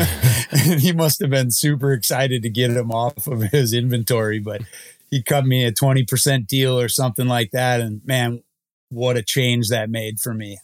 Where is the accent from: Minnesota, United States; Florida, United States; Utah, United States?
Minnesota, United States; I'm born and raised in Minnesota